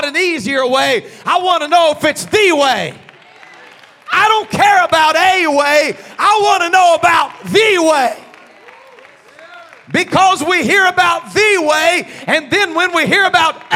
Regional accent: United States; an American pastor

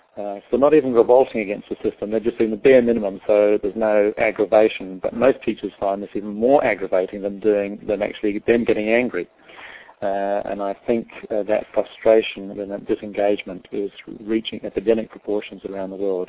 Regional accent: Adelaide, South Australia, Australia; moved away as an adult; also born or lived in London; now in New Zealand; I was born in uh, London. Uh, my parents were Irish. Uh, they immigrated to Australia when we were kids. And so I grew up in Adelaide in South Australia.

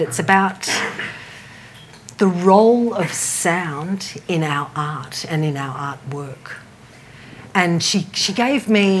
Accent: Byron Bay, New South Wales, Australia; moved away as an adult; now in Melbourne, Australia; I am actually originally from Byron Bay. I moved to Melbourne 10 years ago.

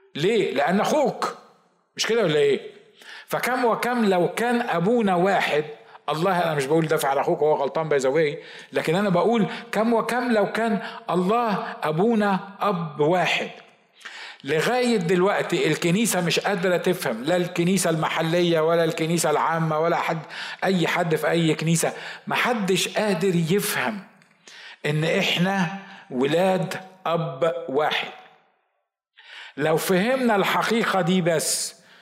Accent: Egypt; accent: Egyptian (non-Sa'idi); هو بيتكلم مصري وانا بتكلم مصري

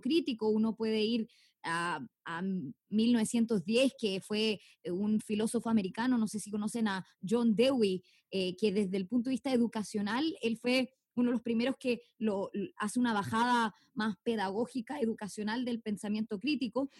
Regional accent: Chile

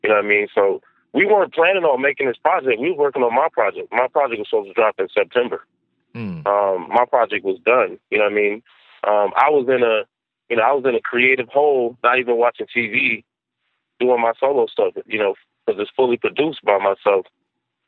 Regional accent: Detroit, Michigan, United States; I'm from Detroit

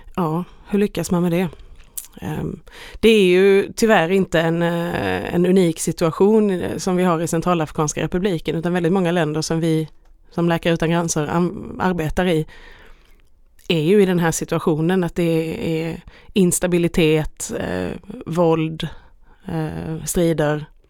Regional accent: Sweden; hemma i Sverige

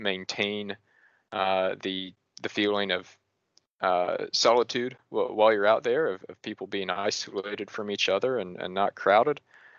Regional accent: Tennessee, United States; near my home where I grew up in Tennessee

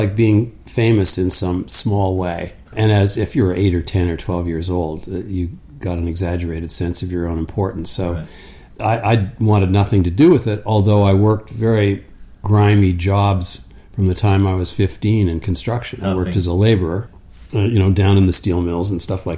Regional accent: Ontario, Canada; also born or lived in Hamilton, Ontario; I was born in Hamilton, Ontario, to a family of construction people. We actually moved to the country when I was 5 or 6. So I grew up in a fairly rural area

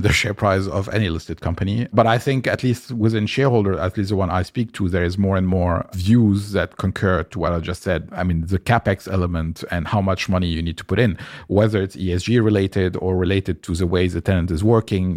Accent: Lebanon; moved away; also born or lived in France; I grew up in Lebanon, which is, uh, a country in the Middle East

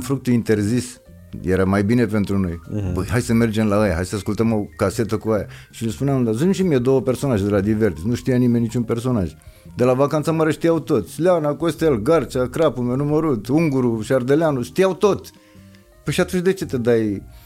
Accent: Gorj, Romania; moved away; also born or lived in Petroșani; în Gorj, de unde sunt eu

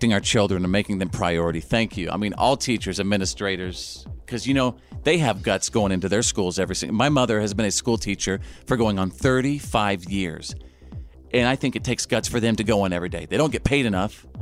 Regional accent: North Texas, United States; as a kid, I grew up in North Texas

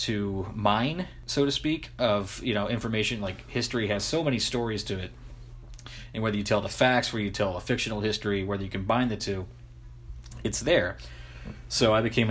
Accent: United States; it was coming out of my hometown

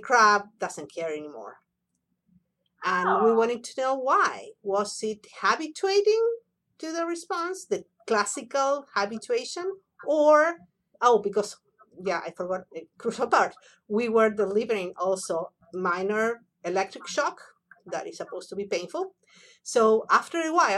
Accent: Buenos Aires, Argentina; moved away; I was born and raised in Buenos Aires, Argentina.

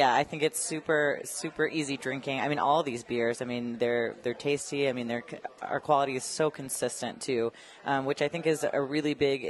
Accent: Colorado Springs, Colorado, United States; I think Colorado Springs deserves some love, and I'm happy to shout out my hometown.

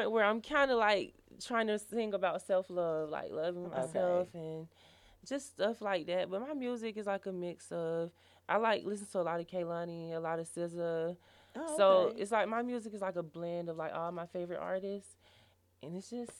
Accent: Macon, Georgia, United States; moved away as an adult; now in Atlanta, United States; I'm originally from Macon.

